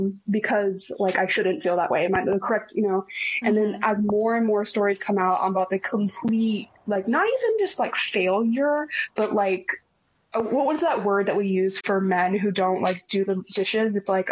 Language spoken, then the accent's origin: English; Texas, United States; as a Texan, I gotta be like respectful to the people who enjoy guns